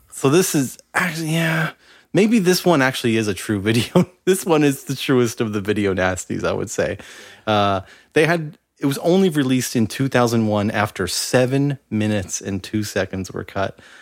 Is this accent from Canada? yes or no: yes; Canada; as a Canadian